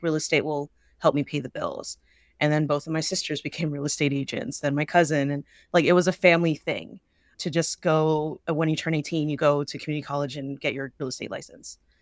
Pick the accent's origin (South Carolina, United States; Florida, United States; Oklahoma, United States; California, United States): California, United States; the Bay Area; born and raised in the Bay